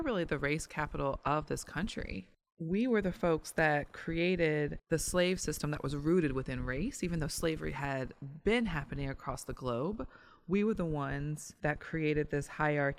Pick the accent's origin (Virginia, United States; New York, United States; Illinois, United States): Virginia, United States; Richmond; my hometown of Richmond